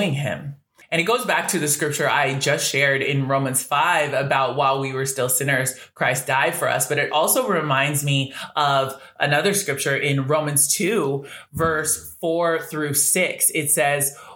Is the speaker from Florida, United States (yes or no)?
no; Washington, United States; moved away; also born or lived in California; I was born in Cali, but raised in Washington State, which is about 15 minutes away from Portland